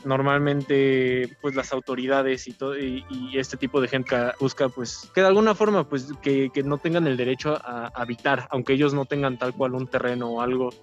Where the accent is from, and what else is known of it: Mexico